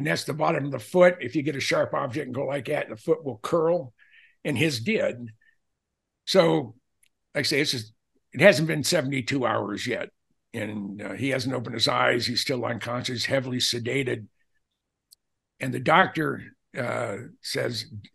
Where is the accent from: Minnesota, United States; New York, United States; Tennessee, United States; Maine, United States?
Minnesota, United States; We're both from Minnesota